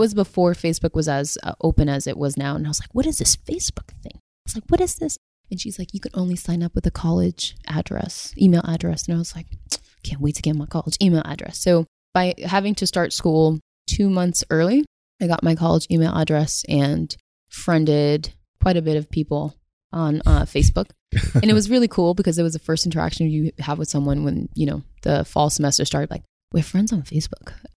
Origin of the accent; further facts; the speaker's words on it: Somerville, Massachusetts, United States; I grew up in Somerville, and Somerville is the city right next to Cambridge.